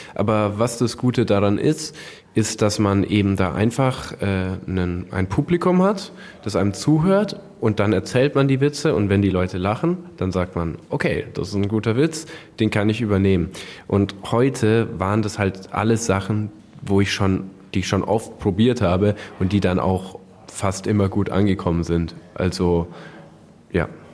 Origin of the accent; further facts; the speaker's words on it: Hersbruck, Bavaria, Germany; ich komme aus Nürnberg, ähm, beziehungsweise Hersbruck bei Nürnberg